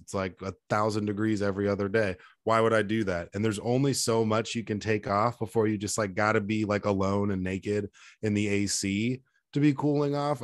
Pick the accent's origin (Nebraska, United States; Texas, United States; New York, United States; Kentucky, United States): Texas, United States; Dallas; also born or lived in Denver; I grew up in Dallas